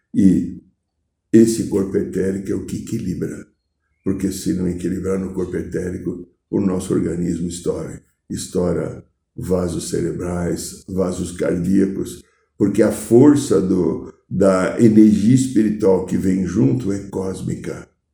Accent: Brazil; eu não sou alemão, eu sou gringo brasileiro

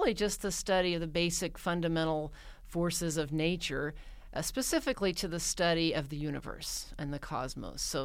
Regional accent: Mountain Home, Arkansas, United States; moved away; I grew up in a rural community in north central Arkansas in the lovely town of Mountain Home

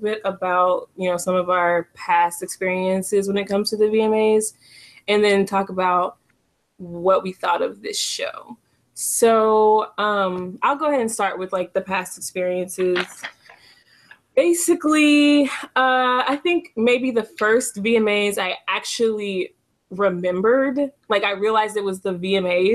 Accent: Dallas, Texas, United States; me from Texas, from Dallas, Texas

